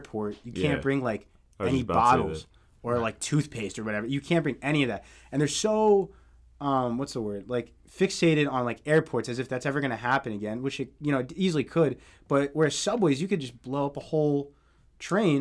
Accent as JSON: {"language": "English", "country": "United States", "said": "we're like American"}